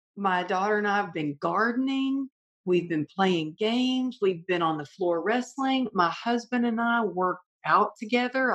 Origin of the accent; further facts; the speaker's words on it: the South, United States; Growing up in the South, you know, you're taught manners, and we always wrote thank you notes for everything we got.